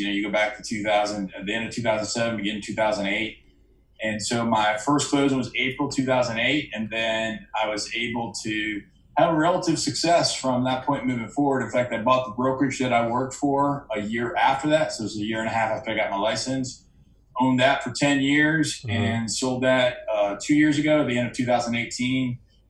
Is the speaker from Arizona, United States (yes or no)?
no; Hartford, Connecticut, United States; born there; now in Washington, United States; And I was born in Hartford, Connecticut. I was lived all over the world, all over the country. And today I live in the D.C. metropolitan area.